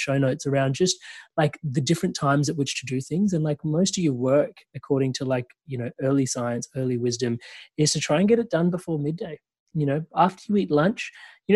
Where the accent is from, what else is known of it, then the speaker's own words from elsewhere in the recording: India; I'm Indian.